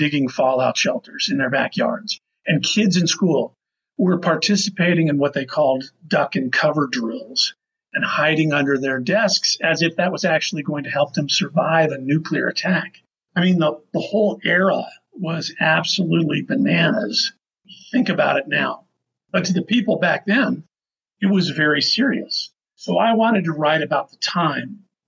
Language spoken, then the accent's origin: English; Las Vegas, Nevada, United States; I grew up in Las Vegas for the most part